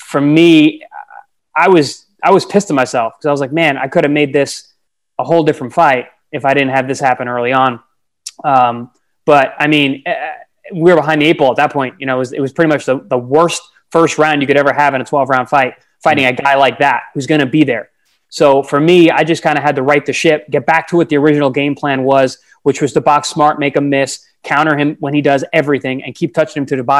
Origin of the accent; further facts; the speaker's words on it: Long Island, New York, United States; I grew up on Long Island in New York